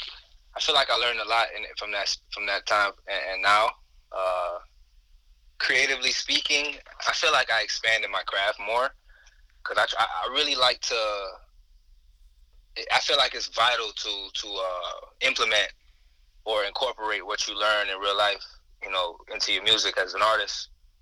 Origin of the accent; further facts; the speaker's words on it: Florida, United States; also born or lived in Brooklyn, New York; I was born in New York, Brooklyn kid, moved to Florida when I was about 7